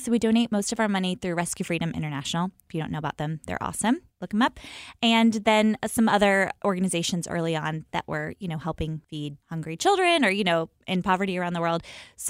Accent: the Carolinas, United States; moved away as an adult; also born or lived in Washington; We're from the Carolinas.

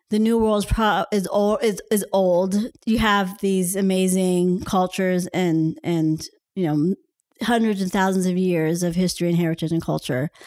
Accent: Pittsburgh, Pennsylvania, United States; And he just didn't believe that I was from Pittsburgh

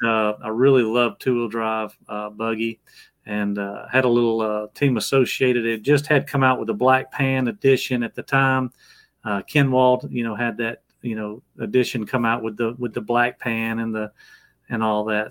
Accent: Georgia, United States; I came back home to my home where I, my hometown is here in Georgia

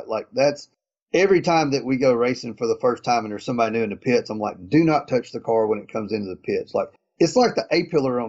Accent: East Coast, United States; I was a guy from the East Coast

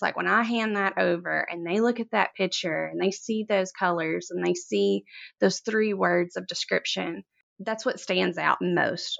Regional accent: Corinth, Mississippi, United States; I'm from Corinth, Mississippi. It's a very small town. very little goes on here, but flowers are kinda just part of, like, the farming community here, and I grew up a farmer's daughter

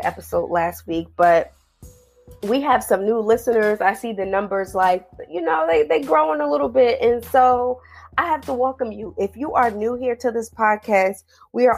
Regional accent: New Jersey, United States; now in Washington, D.C., United States; I'm originally from New Jersey, so I grew up like 20 to 30 minutes outside of Manhattan

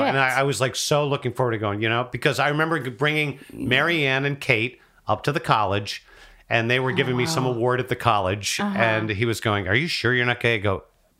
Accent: United States; Right outside of New

